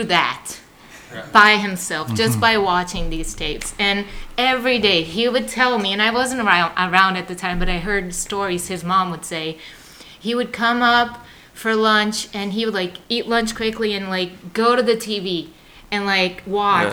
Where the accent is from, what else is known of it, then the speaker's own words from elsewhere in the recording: Salvador, Bahia, Brazil; moved away; I am from the northeast of the country. It's a state called Bahia. And the city is Salvador